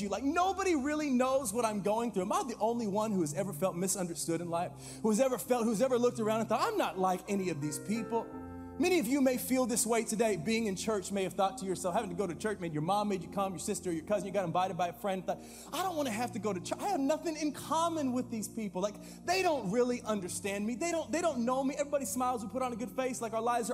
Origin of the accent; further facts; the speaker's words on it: Fresno, California, United States; I grew up here in Fresno